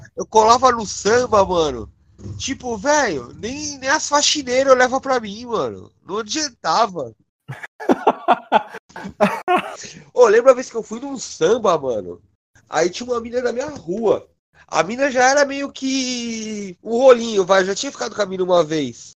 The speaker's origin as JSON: {"language": "Portuguese", "region": "São Paulo", "country": "Brazil", "said": "sou da zona, sou do Sapopemba"}